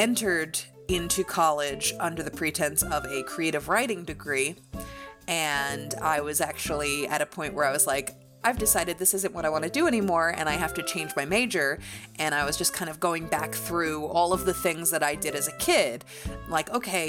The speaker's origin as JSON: {"language": "English", "region": "New York", "country": "United States", "tie": "born or raised there", "said": "when I was growing up in New York"}